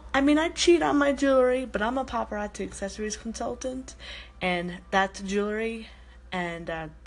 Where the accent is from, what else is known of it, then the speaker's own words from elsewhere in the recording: New York City, New York, United States; now in Colorado Springs, United States; I don't live in New York City anymore. I am originally from New York City, and now we live in Colorado Springs, Colorado.